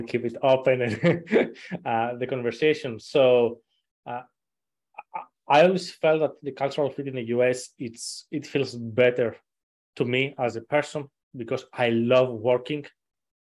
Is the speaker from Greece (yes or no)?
yes; suburb outside Athens, Attica, Greece; now in United States; I wasn't actually born and raised in Athens per se, but it was something like a suburbs outside of Athens